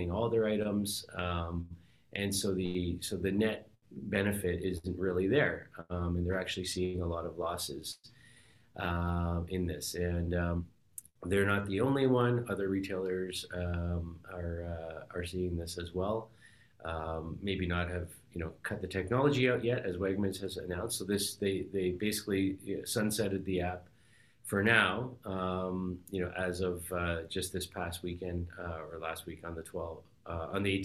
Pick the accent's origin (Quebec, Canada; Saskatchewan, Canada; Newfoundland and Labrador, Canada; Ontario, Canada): Ontario, Canada; Toronto; I grew up, you know, in Toronto here